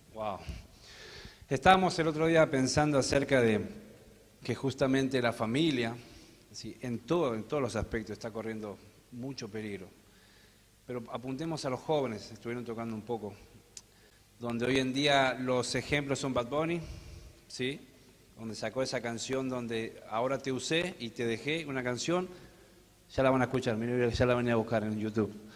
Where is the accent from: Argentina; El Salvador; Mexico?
Argentina; Venimos de Argentina